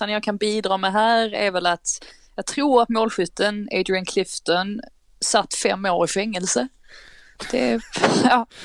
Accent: Skåne, Sweden; jag tänkte jag som skåning, jag rös i hela kroppen.

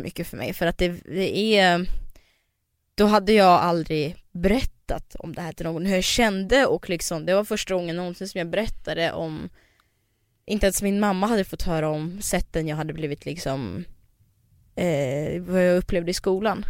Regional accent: Dalarna County, Sweden; moved away; Sen åkte jag till Dalarna där jag växte upp

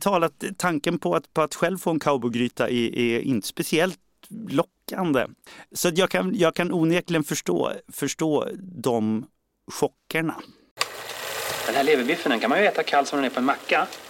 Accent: Sweden

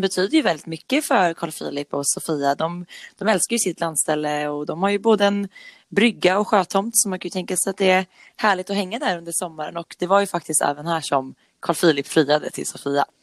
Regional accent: Nora, Örebro County, Sweden; Jag är uppvuxen i Nora som ligger norr om Örebro

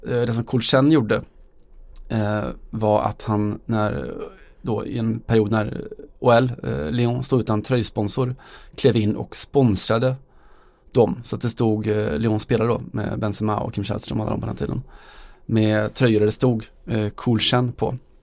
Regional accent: Västergötland, Västra Götaland, Sweden; vi är från Västergötland

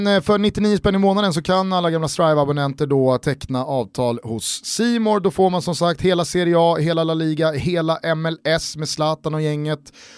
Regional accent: Stockholm, Stockholm County, Sweden; Vi är ju från Stockholm

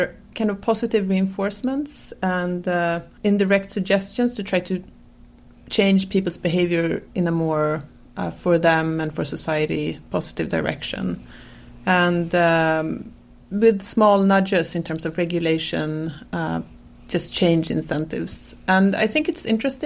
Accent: Sweden; moved away as an adult; now in United States; I'm from Sweden

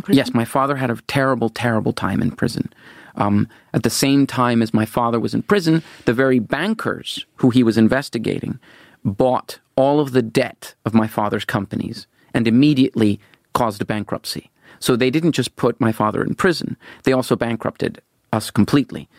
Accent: Venezuela; moved away as an adult; I was born in Venezuela. Yes, my my my grandfather and grandmother lived in Venezuela, and and my father, a Norwegian, was born there. And so I, I grew up there.

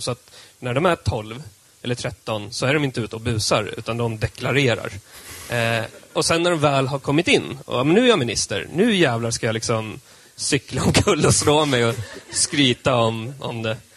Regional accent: Södermanland, Sweden; jag är sörmlänning

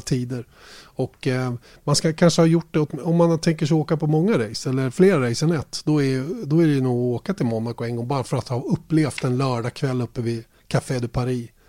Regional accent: Sweden

